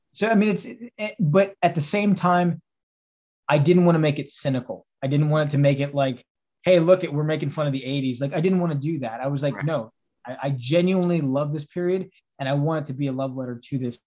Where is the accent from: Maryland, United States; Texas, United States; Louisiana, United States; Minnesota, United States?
Texas, United States; now in Pittsburgh, United States; I'm from Texas